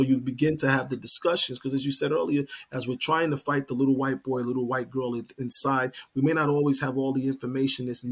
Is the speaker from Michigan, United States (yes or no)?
no; New York, United States; I'm from New York